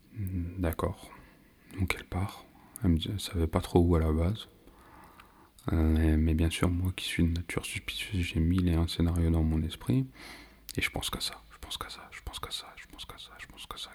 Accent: France; je suis né, je vis en France

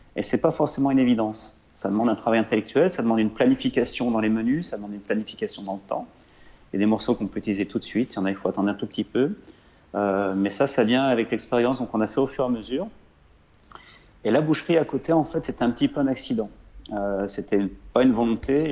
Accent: Lozère, Occitania, France; moved away; also born or lived in Lyon; chez moi en Lozère, euh, parce qu'on avait des chèvres

